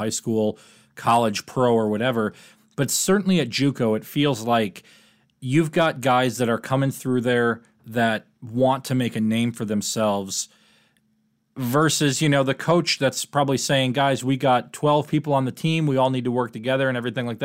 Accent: Wisconsin, United States; I'm from Wisconsin

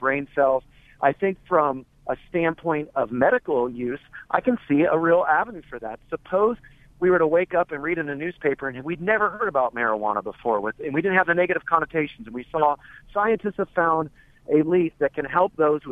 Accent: California, United States; I grew up in California myself

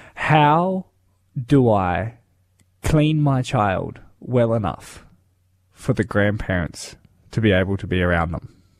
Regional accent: Darwin, Northern Territory, Australia; now in Limestone Coast, Australia; I grew up in Darwin

